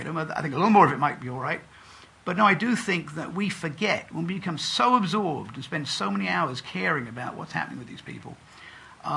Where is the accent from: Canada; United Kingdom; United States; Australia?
United Kingdom; England; I grew up in England.